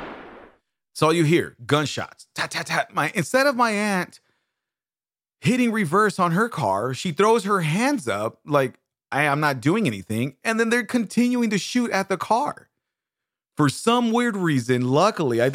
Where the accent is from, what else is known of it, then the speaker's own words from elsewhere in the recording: Bakersfield, California, United States; I grew up in Bakersfield, California, on Casino Street, right behind Watts and right on the side of Cottonwood